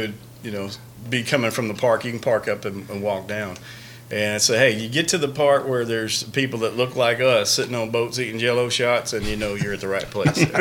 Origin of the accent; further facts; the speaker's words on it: Houston, Texas, United States; growing up in Houston